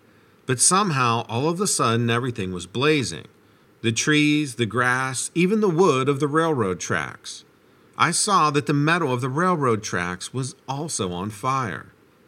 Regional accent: Idaho, United States; I'm actually from Idaho, but they flew me and some of my friends down there to help out because the blaze was so out of control.

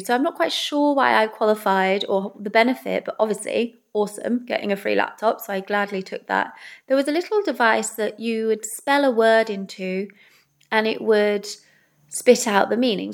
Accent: England, United Kingdom; also born or lived in Wales; I'm English

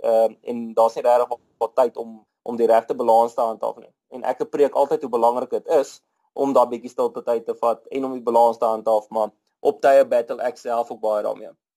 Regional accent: Rustenburg, North West, South Africa; now in Midrand, South Africa; Ek is grootgeword in Rustenburg

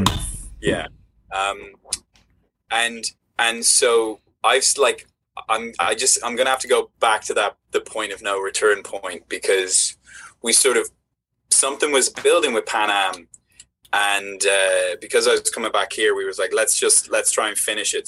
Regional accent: Ireland; Ireland's this like small country that sits between you know Great Britain and the United States, and so yeah. growing up, I would get you know I'd have the BBC

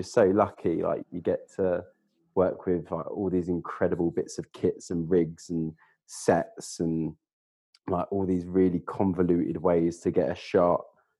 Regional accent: East of England, United Kingdom; accent: Essex; I'm from Essex originally. I mean, some people hear it, other people don't, but my Essex accent used to be a lot broader than it was.

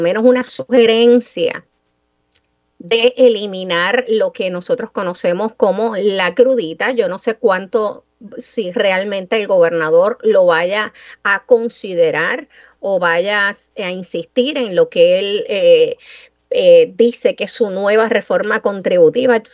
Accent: Mayagüez, Puerto Rico; el orgullo mío de niña mayagüezana, 8 o 10 años, de saber y entender que una figura tan grande tenía algún vínculo con mi pueblo natal

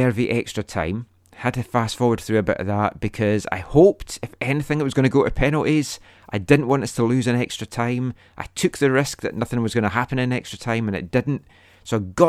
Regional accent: Scotland, United Kingdom

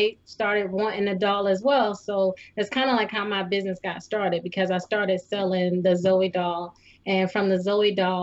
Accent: Clarendon County, South Carolina, United States; I'm from Clarendon County, so we used to have like the Striped Bass Festival

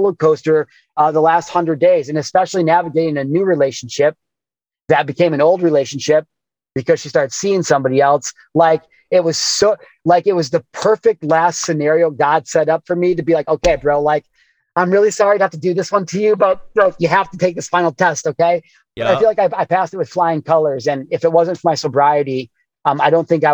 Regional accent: Midwest, United States; growing up in the Midwest

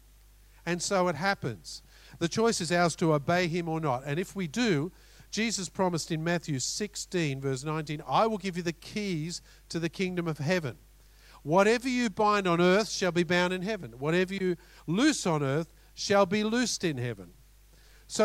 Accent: Australia; We're both Aussies

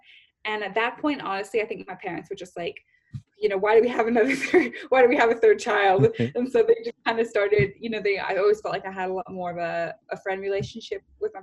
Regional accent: Bellevue, Washington, United States; also born or lived in Southern California / Rome; now in London, United Kingdom; I grew up in Seattle, Washington, just right outside of Seattle, in a little area called Bellevue

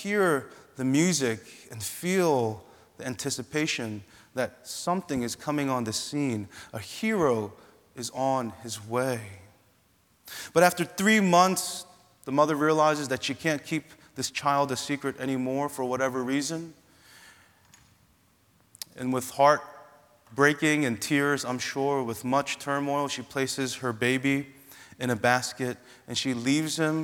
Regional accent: Philadelphia, Pennsylvania, United States; I'm from Philly

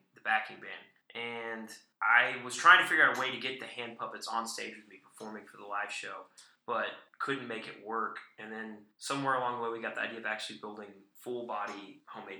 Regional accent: Chattanooga, Tennessee, United States; right here in my hometown

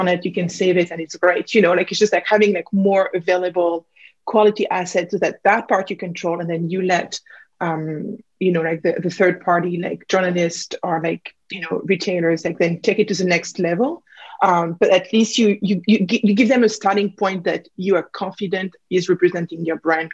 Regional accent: Burgundy, Bourgogne-Franche-Comté, France; accent: French; English is a second language; moved away; as you can probably pick up from my accent, I'm originally from France, Burgundy

